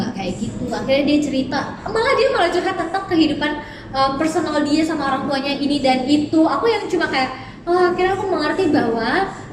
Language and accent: Indonesian; Balikpapan, East Kalimantan, Indonesia; aku dari kecil aku lahir sudah di kota aku lahir di Balikpapan